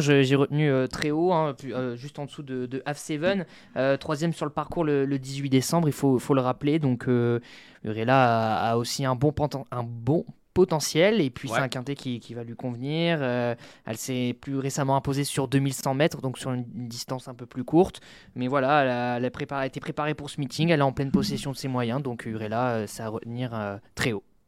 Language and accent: French; Nord, Hauts-de-France, France; je suis du Nord